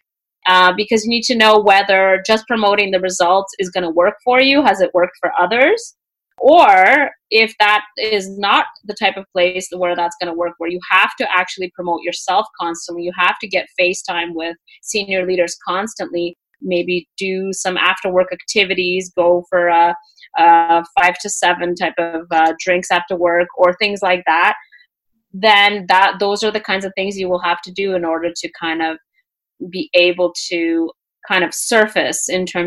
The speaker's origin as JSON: {"language": "English", "country": "Canada", "tie": "born or raised there", "also_born_or_lived": "Russia / Peru", "said": "I'm Canadian. Yes, I am Canadian now, but I moved to Canada when I was 8 years old. Right. And prior to that, I lived in Peru for a bit. But I was actually born in Russia."}